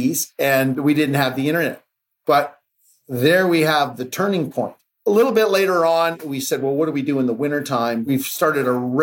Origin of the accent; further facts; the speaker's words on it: Mont-Tremblant, Quebec, Canada; I grew up in Quebec and in a small town called Mont-Tremblant